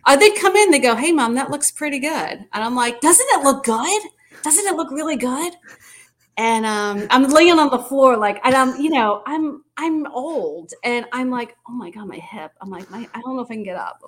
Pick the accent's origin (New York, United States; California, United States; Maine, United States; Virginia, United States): New York, United States; Long Island; moved away as an adult; now in Winston-Salem, United States; I was born there. My parents, you know, everything.